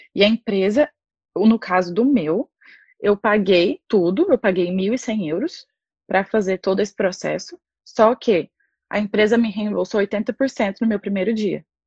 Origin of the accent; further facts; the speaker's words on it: Anápolis, Goiás, Brazil; moved away as an adult; now in Ireland; eu sou de Anápolis, interior de Goiás